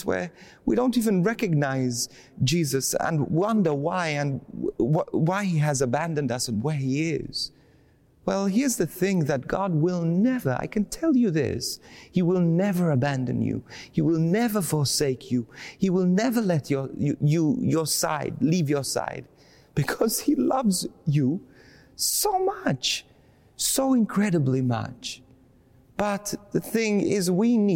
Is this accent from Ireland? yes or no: no; Bendigo, Victoria, Australia; I'm from Bendigo.